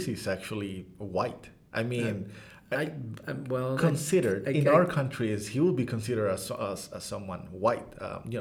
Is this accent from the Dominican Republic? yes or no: yes; Dominican Republic; first language Spanish; English is a second language; now in United States; growing up in a different place, especially in Dominican